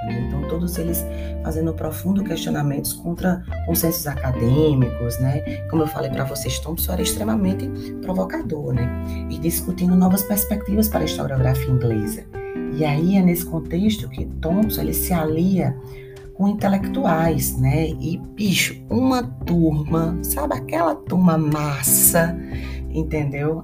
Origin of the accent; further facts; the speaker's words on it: Brazil; países de tradição colonial, como o nosso